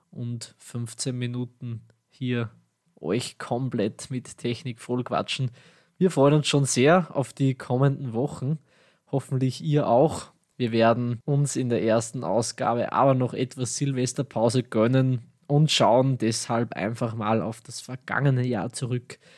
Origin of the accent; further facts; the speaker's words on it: Austria; accent: Austrian; meinen österreichischen Dialekt werdet ihr vermutlich schon bald genauer kennenlernen.